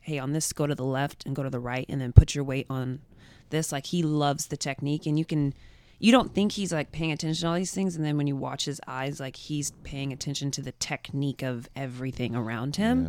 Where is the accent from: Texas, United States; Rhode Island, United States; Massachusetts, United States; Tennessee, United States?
Texas, United States; Dallas; now in New York City, United States; I'm from Dallas